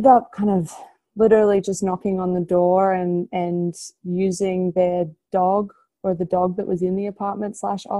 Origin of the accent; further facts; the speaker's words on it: Australia; moved away as an adult; now in United States; I'm Australian, if you can't tell by my accent.